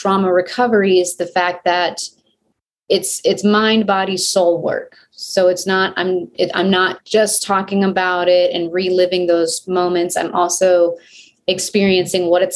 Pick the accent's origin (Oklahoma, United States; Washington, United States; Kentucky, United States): Oklahoma, United States; now in Albuquerque, United States; grew up in Oklahoma